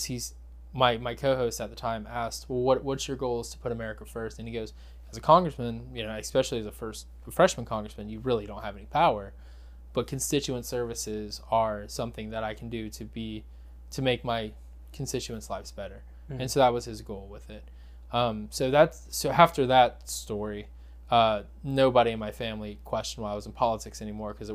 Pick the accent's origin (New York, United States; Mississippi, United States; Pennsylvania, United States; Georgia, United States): Georgia, United States; South; I'd grown up watching Duck Dynasty. I'm from South Georgia.